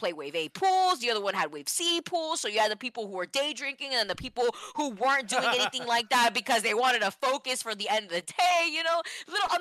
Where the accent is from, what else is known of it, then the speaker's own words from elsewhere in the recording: Florida, United States; I'm from Florida